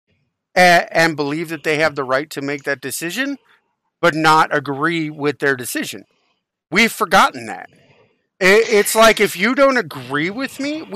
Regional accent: United States; I'm an American

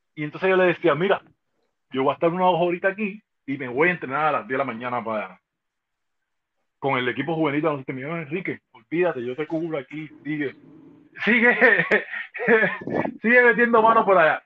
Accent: Cuba; born or raised there; moved away

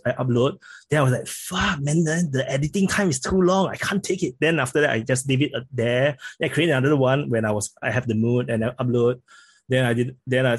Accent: Singapore; accent: Singaporean; I'm very surprised by the support I get from the channel because I speak with a Singaporean accent.

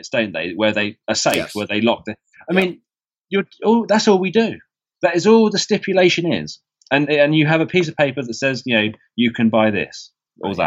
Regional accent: England, United Kingdom; as an English person

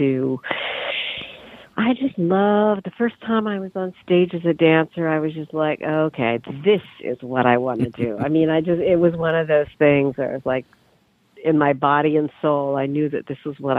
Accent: Canada; moved away as an adult; also born or lived in London, England; now in New York, United States; I'm Canadian originally

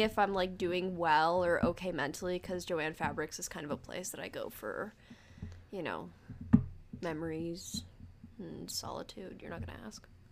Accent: United States; English is a second language; I was born in America

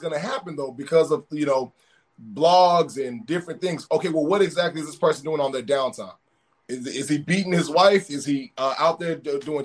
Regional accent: Texas, United States; I'm from Texas

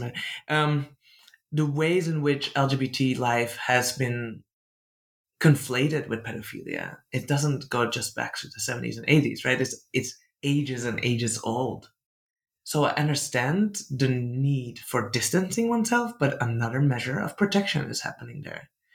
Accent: Netherlands; English is a second language; I'm from the Netherlands. I'm, I grew up in a deeply colonial country

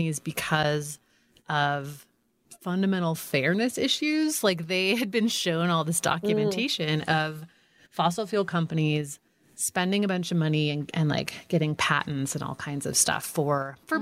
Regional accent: California, United States; when I was growing up in California

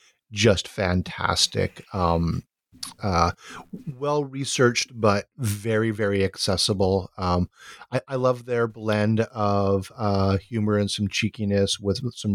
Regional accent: Honolulu, Hawaii, United States; I'm from Honolulu

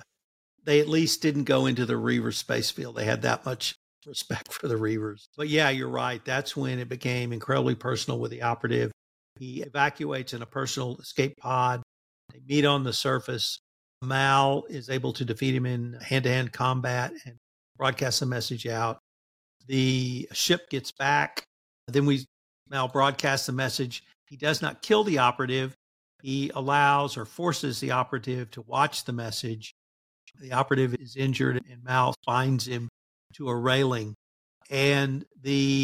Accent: Texas, United States; being a Texan

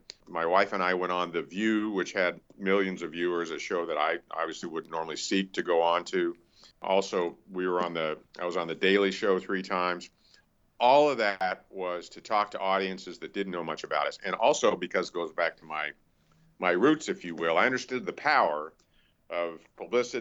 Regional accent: Los Angeles, California, United States; I grew up in Hollywood

